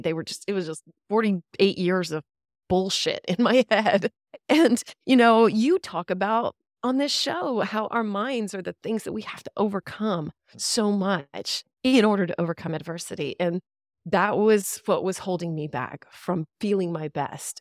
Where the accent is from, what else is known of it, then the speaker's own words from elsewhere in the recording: Killeen, Texas, United States; I grew up in Killeen, Texas. I'm a Central Texas girl